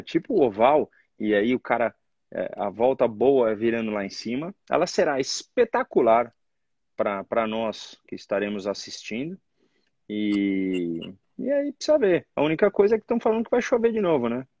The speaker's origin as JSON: {"language": "Portuguese", "country": "Brazil", "said": "como brasileiro"}